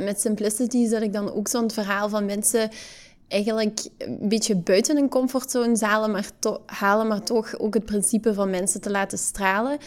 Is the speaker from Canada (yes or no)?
no; Hasselt, Flanders, Belgium; geboren en getogen in Hasselt